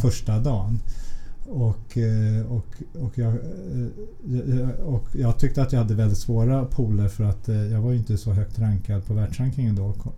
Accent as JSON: {"language": "Swedish", "town": "Stockholm", "region": "Stockholm County", "country": "Sweden", "tie": "born or raised there", "said": "Vi är uppvuxna i, i Vällingby-Nälsta-området"}